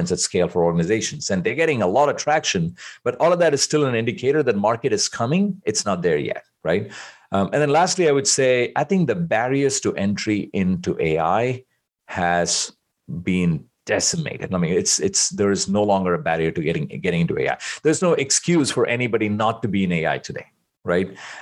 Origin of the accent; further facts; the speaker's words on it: India; moved away; I grew up in India